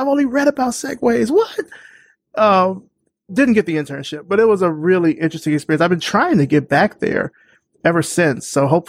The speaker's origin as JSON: {"language": "English", "town": "Selma", "region": "Alabama", "country": "United States", "tie": "born or raised there", "said": "I grew up in the Deep South in Selma"}